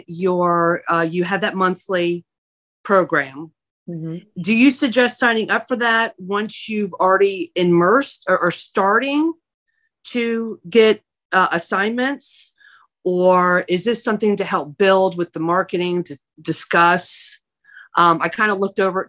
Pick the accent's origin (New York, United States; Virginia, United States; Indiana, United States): Virginia, United States; I'm from Virginia